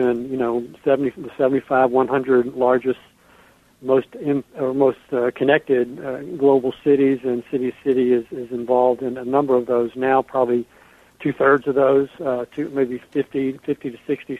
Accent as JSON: {"language": "English", "town": "Birmingham", "region": "Alabama", "country": "United States", "tie": "born or raised there", "also_born_or_lived": "Atlanta, Georgia", "moved": "as an adult", "lives_now": "Cincinnati, United States", "said": "I'm from the South, so growing up in Birmingham and then living for 12 years in Atlanta, I'm a Southern boy"}